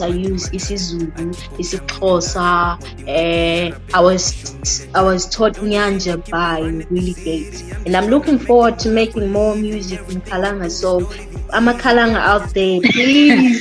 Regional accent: Bulawayo, Zimbabwe; I was born in Bulawayo.

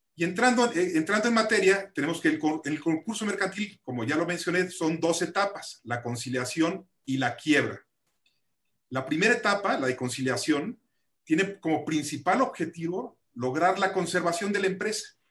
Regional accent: Mexico; como mexicanos todos tenemos una gran responsabilidad

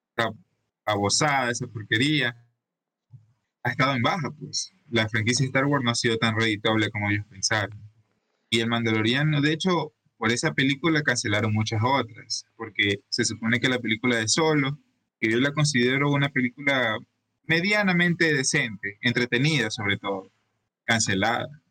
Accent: Ecuador; aquí en Ecuador

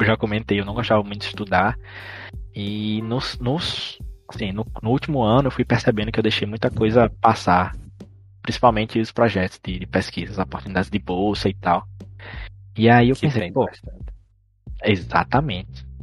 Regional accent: Casa Nova, Bahia, Brazil; eu não sou de Petrolina, eu sou de Casa Nova

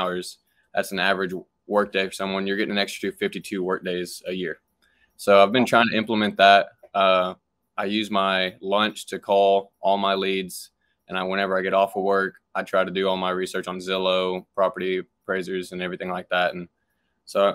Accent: Fort Worth, Texas, United States; I'm here from Fort Worth, Texas area, small town

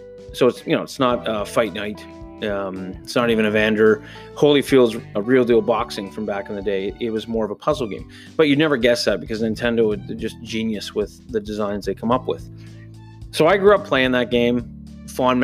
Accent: near Toronto, Ontario, Canada; As I grew up near Toronto, we used to go to the CNE, the Canadian National Exhibition

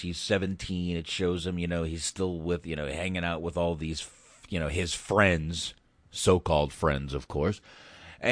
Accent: North Carolina, United States; also born or lived in Boston, Massachusetts; I might have been born in Boston, but I kind of grew up in North Carolina

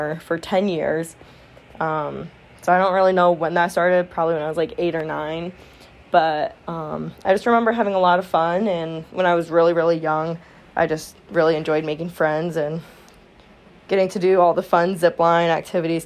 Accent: Flint, Michigan, United States; I am from Flint, Michigan area, actually, to be precise. So Southeast Michigan

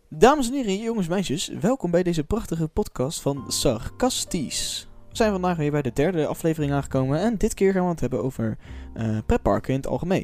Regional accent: Netherlands; ik als Nederlander kan geen Frans

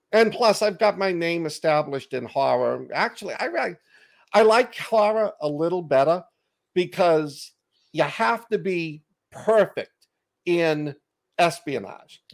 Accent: Boston, Massachusetts, United States; accent: Boston; my Boston accent

